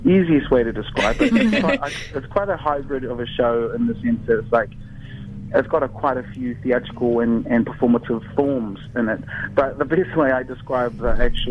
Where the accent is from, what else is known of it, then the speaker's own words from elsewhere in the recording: Gisborne, New Zealand; I grew up on the East Coast in Gisborne